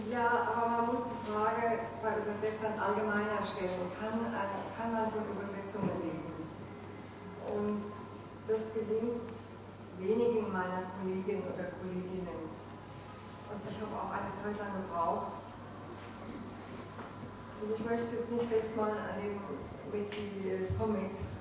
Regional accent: Stuttgart, Baden-Württemberg, Germany; now in Berlin, Germany; ich bin hier gebürtig aus Stuttgart und lebe jetzt seit zweieinhalb Jahren in Berlin und ich habe meine Arbeit nach wie vor in Stuttgart

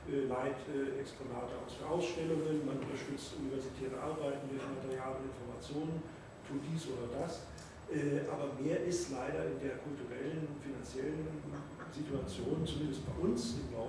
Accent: Hamburg, Germany; Ja, ich komme aus Hamburg.

